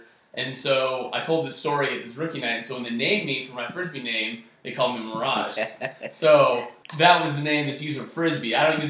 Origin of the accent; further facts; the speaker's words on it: Goleta, California, United States; I grew up in Santa Barbara, actually specifically Goleta, which is kind of like the suburb area down in Santa Barbara, for any of those that are familiar. And, you know, it was kind of your typical kind of middle class neighborhood growing up around there.